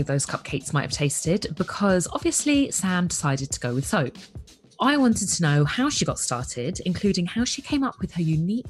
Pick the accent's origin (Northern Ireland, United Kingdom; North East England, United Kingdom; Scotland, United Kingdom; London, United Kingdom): London, United Kingdom; a fellow Londoner